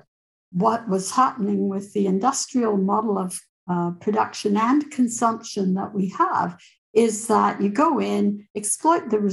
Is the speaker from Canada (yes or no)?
yes; Canada; moved away; I'm originally a Canadian